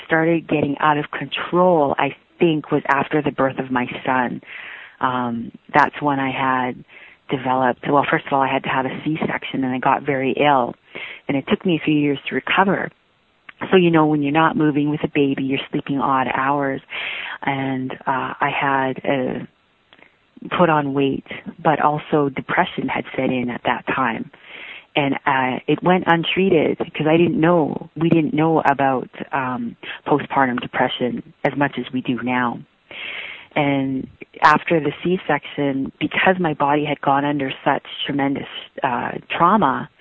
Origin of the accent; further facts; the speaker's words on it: Yukon, Canada; I'm from the Wolf Clan of the Kwanlin Dun and Liard First Nations of Yukon, Canada. I'm 44 years young and I live in Whitehorse, Yukon